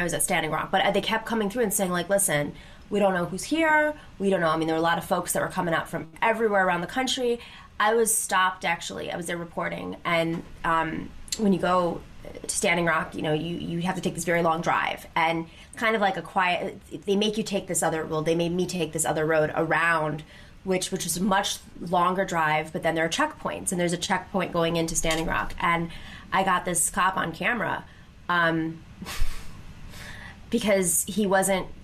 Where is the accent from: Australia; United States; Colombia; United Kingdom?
United States; Western New York; I grew up in Western New York